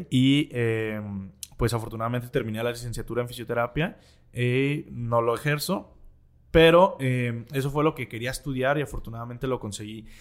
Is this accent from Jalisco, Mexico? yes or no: yes; Guadalajara, Jalisco, Mexico; en el barrio donde crecí, que aquí en Guadalajara se llama el barrio de la Expenal